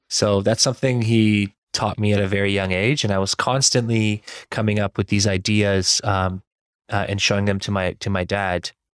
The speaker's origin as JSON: {"language": "English", "town": "Burlington", "region": "Ontario", "country": "Canada", "tie": "born or raised there", "also_born_or_lived": "Iran", "said": "I spent most of my life in Burlington, Ontario, where I went to school"}